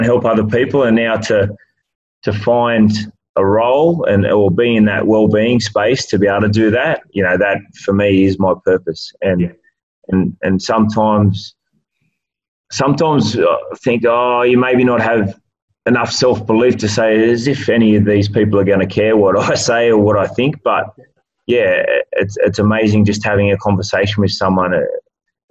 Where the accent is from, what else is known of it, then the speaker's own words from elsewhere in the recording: Dubbo, New South Wales, Australia; moved away; So I grew up in Dubbo